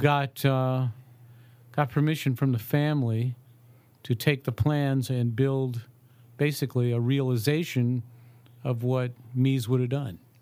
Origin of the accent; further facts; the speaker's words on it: Ohio, United States; I grew up in Ohio